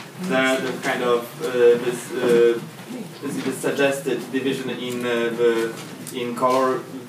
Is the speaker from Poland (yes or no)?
yes; Poland; I come from Poland